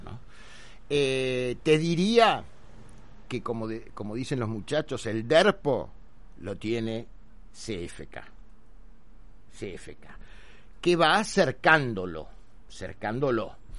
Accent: Argentina; Hoy en la Argentina, 2021, ¿qué somos los argentinos?

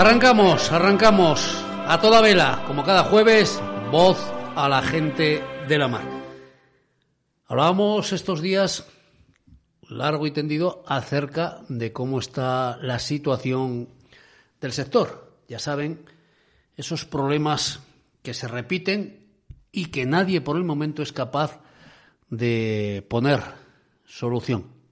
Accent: Cudillero, Asturias, Spain; cuando era chaval que en mi pueblo, en Cudillero

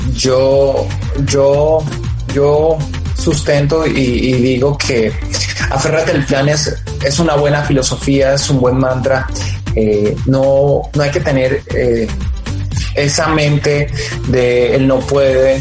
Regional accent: Colombia; somos colombianos

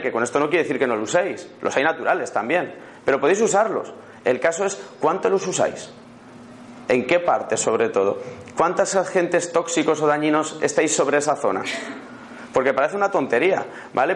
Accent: Madrid, Community of Madrid, Spain; also born or lived in Málaga; vengo de Madrid, creo que se me nota en el acento que no soy malagueño

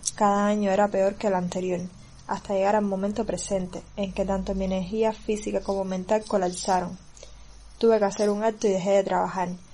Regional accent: Cuba; soy cubana

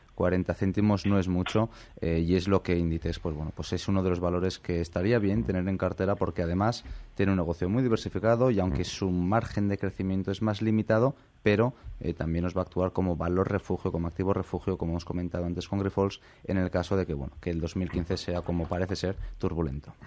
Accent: Zaragoza, Aragon, Spain; moved away; me voy a mi tierra el día 31 a pasar las Navidades

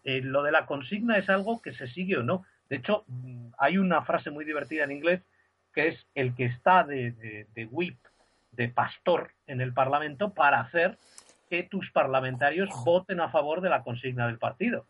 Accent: Spain; siendo español

